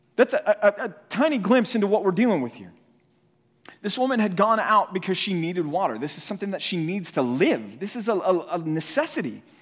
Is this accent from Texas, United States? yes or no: yes; Dallas, Texas, United States; moved away; also born or lived in California; was raised here in Dallas, in, uh, in North Texas